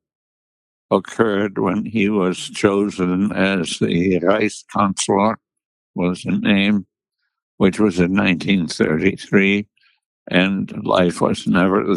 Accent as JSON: {"language": "English", "town": "Munich", "region": "Bavaria", "country": "Germany", "tie": "born or raised there", "said": "I was born in Munich, Bavaria, which is in the south of Germany"}